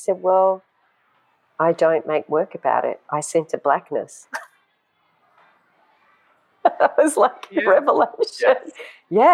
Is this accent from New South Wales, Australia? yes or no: yes; Sydney, New South Wales, Australia; also born or lived in Tehran, Iran / Doha, Qatar; then we migrated to Australia, and I grew up in Sydney